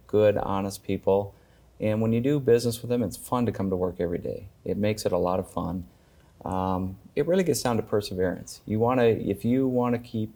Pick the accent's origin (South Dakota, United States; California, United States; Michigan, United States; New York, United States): South Dakota, United States; Artesian; also born or lived in Minneapolis–Saint Paul, Minnesota / Webster, South Dakota; I grew up in Artesian